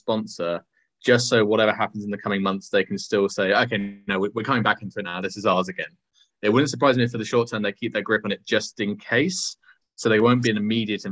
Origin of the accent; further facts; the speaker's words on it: United Kingdom; As a Brit